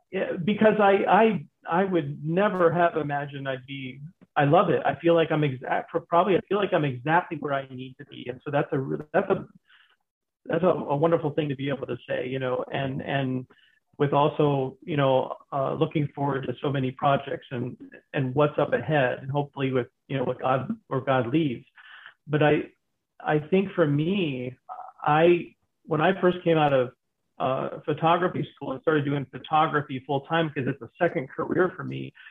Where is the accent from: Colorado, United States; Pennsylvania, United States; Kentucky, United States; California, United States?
Pennsylvania, United States; born there; also born or lived in New York / Florida / Michigan; now in Arizona, United States; I was born in Pennsylvania, and I've I've lived in Florida